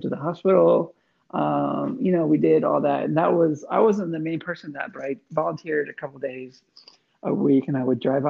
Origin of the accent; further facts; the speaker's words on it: Eastern Thailand, Thailand; I was born in Thailand in 1978. When I was a small child, I grew up on the eastern side of Thailand, near only within like an hour of Cambodia.